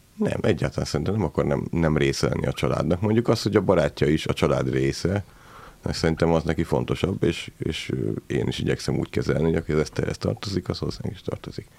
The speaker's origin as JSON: {"language": "Hungarian", "area": "Szeged", "region": "Csongrád-Csanád", "country": "Hungary", "said": "mi Szegről végre szegediek vagyunk"}